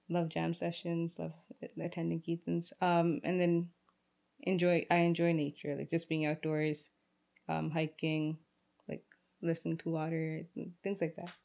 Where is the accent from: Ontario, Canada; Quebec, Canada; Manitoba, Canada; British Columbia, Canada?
Ontario, Canada; Brampton; also born or lived in Rexdale, Ontario; I was born in Rexdale, raised in Brampton, like every other Brampton kid